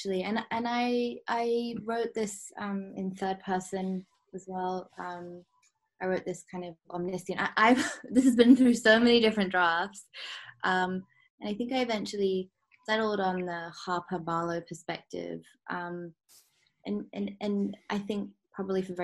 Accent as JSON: {"language": "English", "country": "Hong Kong", "tie": "born or raised there", "said": "growing up in Hong Kong"}